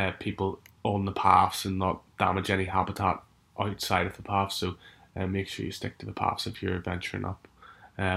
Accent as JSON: {"language": "English", "area": "Strangford Lough", "region": "Northern Ireland", "country": "United Kingdom", "tie": "born or raised there", "said": "growing up on Strangford Lock, same place where I've grown up"}